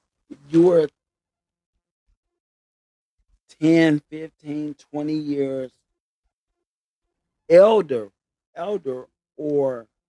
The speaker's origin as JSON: {"language": "English", "town": "Greenwood", "region": "Mississippi", "country": "United States", "said": "I'm from Greenwood, Mississippi."}